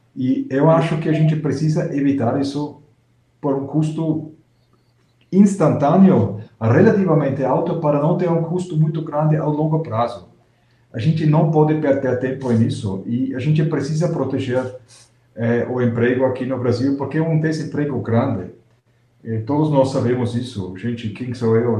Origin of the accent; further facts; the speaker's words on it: Austria; moved away; eu sou austríaco